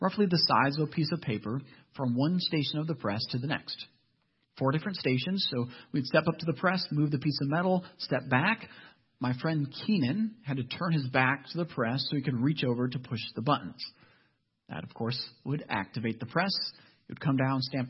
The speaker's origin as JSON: {"language": "English", "region": "Ohio", "country": "United States", "said": "I'm actually from Ohio"}